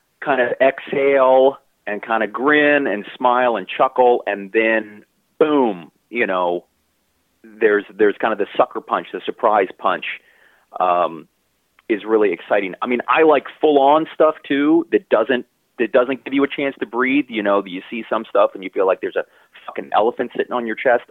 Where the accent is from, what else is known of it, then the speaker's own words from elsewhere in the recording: Baltimore, Maryland, United States; I grew up in Baltimore City